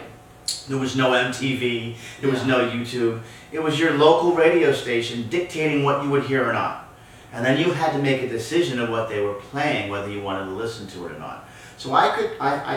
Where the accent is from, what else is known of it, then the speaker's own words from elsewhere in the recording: Newton, Massachusetts, United States; moved away; I grew up in Massachusetts.